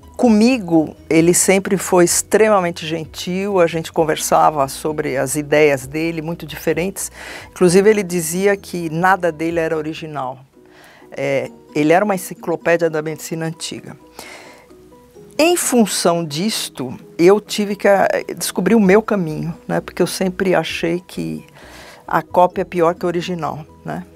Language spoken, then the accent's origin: Portuguese; São Paulo, Brazil; eu sou de São Paulo, minha família é de São Paulo